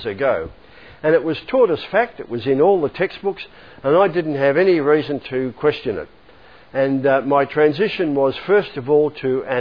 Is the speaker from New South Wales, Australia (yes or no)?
no; Melbourne, Victoria, Australia; I grew up here in Melbourne